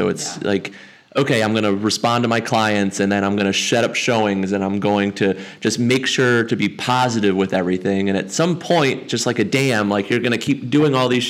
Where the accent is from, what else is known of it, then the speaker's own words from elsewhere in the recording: Montgomery County, Maryland, United States; I'm a local. I'm a local Montgomery County kid, so lived here my whole life